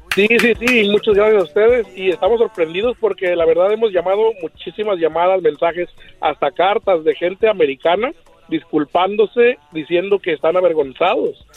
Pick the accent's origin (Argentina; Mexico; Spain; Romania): Mexico; also born or lived in Zacatecas / Michoacán; now in Anaheim, United States; originario Zacatecas y Michoacán